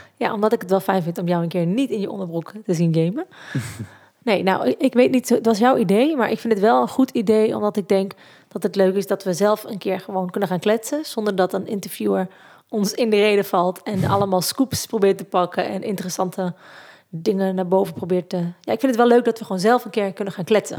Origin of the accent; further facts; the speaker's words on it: Zieuwent, Gelderland, Netherlands; En ik kom uit Zeeuwent in het mooie Achterhoek